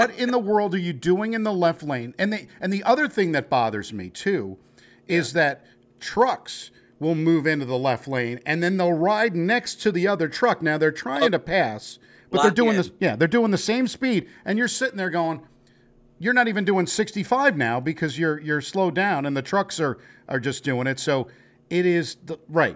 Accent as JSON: {"language": "English", "country": "United States", "also_born_or_lived": "New Jersey", "accent": "New York", "moved": "as an adult", "said": "I'm from New Jersey and New York originally."}